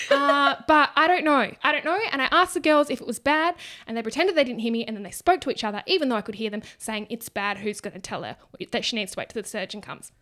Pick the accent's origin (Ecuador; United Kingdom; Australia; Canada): Australia; accent: ocker; Ocker, like I'm Aussie.